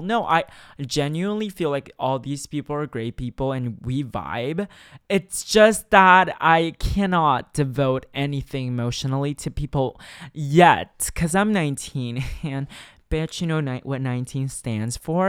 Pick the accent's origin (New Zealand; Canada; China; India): China; now in Shanghai, China; growing up in China